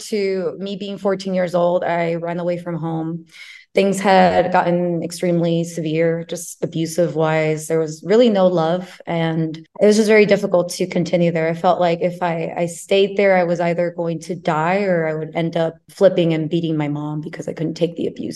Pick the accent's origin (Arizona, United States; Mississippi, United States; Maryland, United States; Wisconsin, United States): Arizona, United States; moved away; also born or lived in California; I was born in California. Both of my parents were from Mexico. And we moved to Arizona.